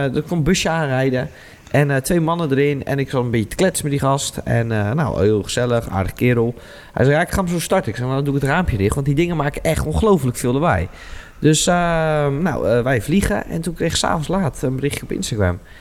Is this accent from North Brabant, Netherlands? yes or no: no; Wijk bij Duurstede, Utrecht, Netherlands; van Wijk Beduursteden omgeving, waar ik ben opgegroeid